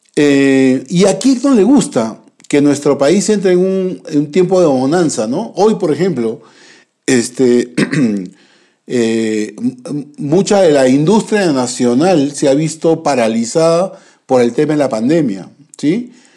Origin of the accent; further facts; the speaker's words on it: Peru; nosotros como, como peruanos